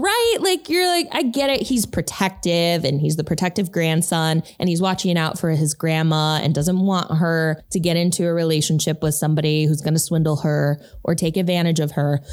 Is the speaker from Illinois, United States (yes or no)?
yes; Chicago, Illinois, United States; we're from Chicago